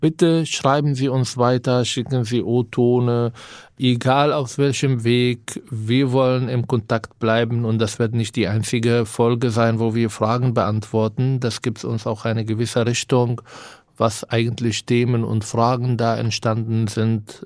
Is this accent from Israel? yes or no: yes; Israel; German is a second language; moved away as an adult; now in Germany; Ich bin in Israel geboren, aufgewachsen.